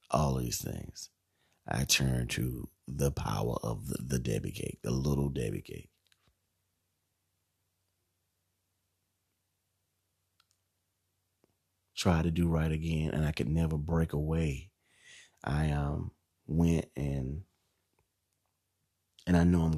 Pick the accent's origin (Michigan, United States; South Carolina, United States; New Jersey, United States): South Carolina, United States; Bishopville; also born or lived in Camden, South Carolina; I grew up in Bishopville, like I said, for 16 years.